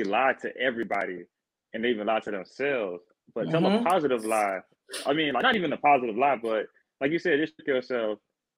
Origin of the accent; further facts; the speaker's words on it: South Carolina, United States; I'm from South Carolina